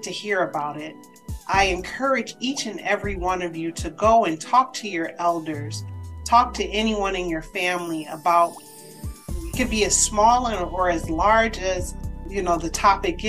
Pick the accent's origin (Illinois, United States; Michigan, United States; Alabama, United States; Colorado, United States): Michigan, United States; Detroit; moved away as an adult; also born or lived in Chicago / Boston; Born and raised Detroit, Michigan